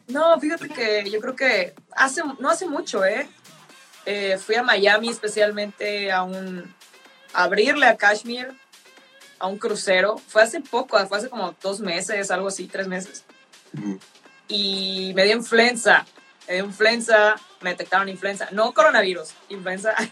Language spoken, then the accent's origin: Spanish; northern Mexico, Mexico; Soy del norte